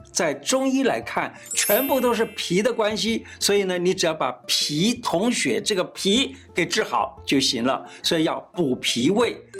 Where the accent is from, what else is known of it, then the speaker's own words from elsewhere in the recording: Taiwan; 我们台湾话叫 Q Q的那个感觉